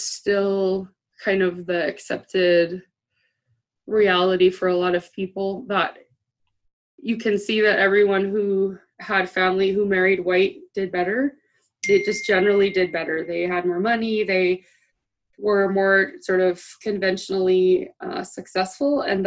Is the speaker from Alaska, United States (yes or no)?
yes; Dillingham, Alaska, United States; I'm from Dillingham